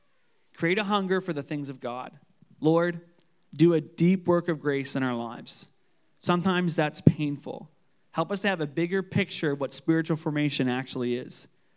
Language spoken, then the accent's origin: English; Canso, Nova Scotia, Canada; I remember when I grew up in Canso, and my family grew up on this island called Durrell's Island.